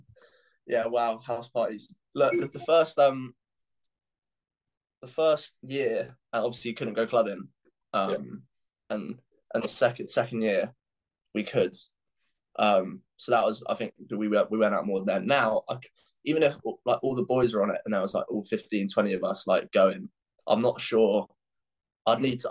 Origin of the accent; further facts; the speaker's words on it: Epsom, South East England, United Kingdom; That's where I was born, bro. Yeah. I was born in Epsom Hospital.